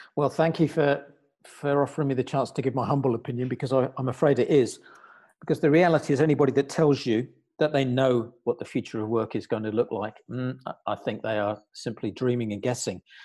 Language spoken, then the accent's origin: English; United Kingdom; now in Luxembourg; here I am in the Grand Duchy of Luxembourg as a Brit, as you can tell probably from my accent.